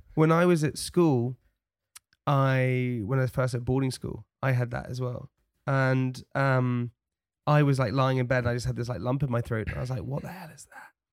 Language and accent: English; London, United Kingdom; accent: posh; also born or lived in Chelsea; I'm straight outta West Brampton. I got blonde hair and I sound real posh.